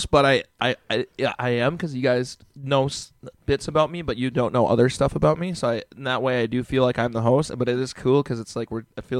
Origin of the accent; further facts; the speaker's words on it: Chicago, Illinois, United States; born there; also born or lived in Australia; But so I was born in Chicago, Illinois, and then we moved. Our family moved. We moved like all over the place, right? So we're in Chicago. Went to Australia. Lived in Australia for a couple years.